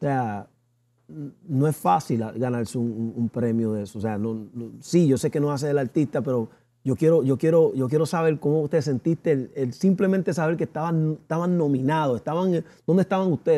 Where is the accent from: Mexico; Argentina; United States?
United States; yo soy nacido, criado en los Estados Unidos